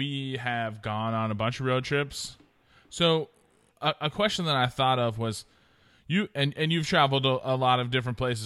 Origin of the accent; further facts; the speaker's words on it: Oregon, United States; moved away; I'm from Oregon